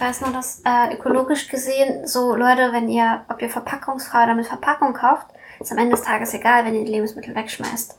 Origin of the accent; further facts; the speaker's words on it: Hanover, Lower Saxony, Germany; moved away as an adult; also born or lived in Russia; now in Berlin, Germany; Ich komme ursprünglich aus Hannover. Mhm. Also ursprünglich komme ich aus Russland, aber meine Eltern wohnen auch in Hannover